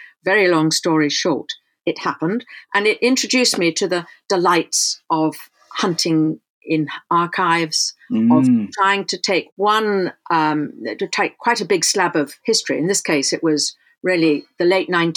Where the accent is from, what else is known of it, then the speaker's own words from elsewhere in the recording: London, United Kingdom; I grew up in London was very white.